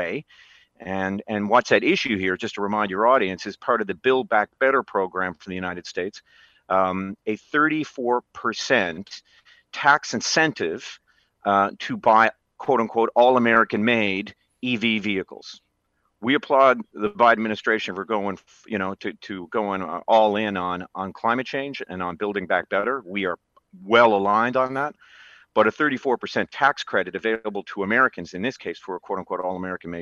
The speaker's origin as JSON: {"language": "English", "region": "Newfoundland and Labrador", "country": "Canada", "tie": "born or raised there", "said": "I grew up in Newfoundland, an island in the middle of the North Atlantic."}